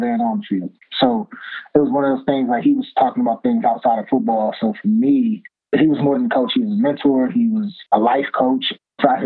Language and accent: English; Cleveland, Ohio, United States; growing up in Cleveland, Ohio